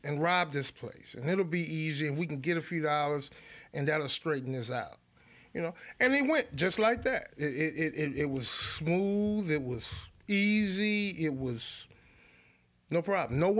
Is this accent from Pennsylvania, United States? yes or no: no; Baton Rouge, Louisiana, United States; when I was about 3 years old, my mother married my stepfather, who in turn moved us to Glen Oaks. I was essentially raised in Glen Oaks